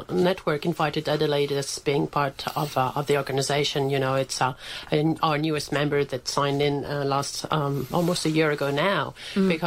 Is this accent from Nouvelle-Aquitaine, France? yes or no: yes; Bordeaux, Nouvelle-Aquitaine, France; I'm from Bordeaux